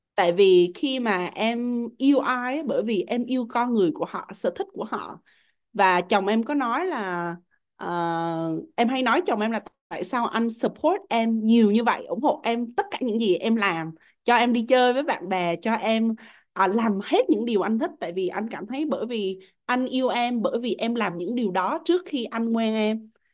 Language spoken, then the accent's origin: Vietnamese; Vietnam; em là người Việt Nam